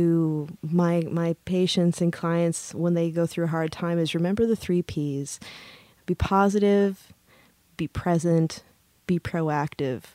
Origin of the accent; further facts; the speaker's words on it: Upper Peninsula, Michigan, United States; I'm from the Upper Peninsula in Michigan, and NMU, when I was going to school there